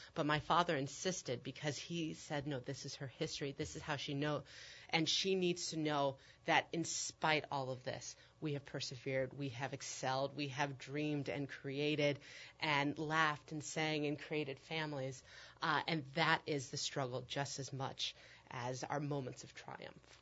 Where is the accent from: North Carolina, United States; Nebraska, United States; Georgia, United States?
Nebraska, United States; Omaha; moved away as an adult; also born or lived in Chicago; I grew up in Omaha, Nebraska